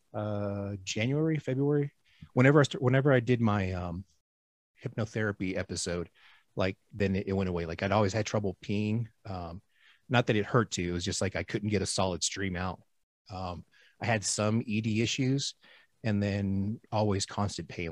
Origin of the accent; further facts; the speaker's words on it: Houston, Texas, United States; moved away as an adult; also born or lived in East Coast / Gulf Coast; now in Reno, United States; I'm in Reno right now. I'm from Houston